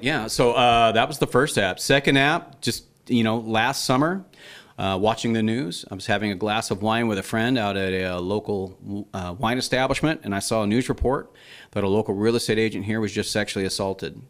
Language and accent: English; Idaho, United States; also born or lived in London, England; we moved to Idaho from England when I was seven. So I was born in London.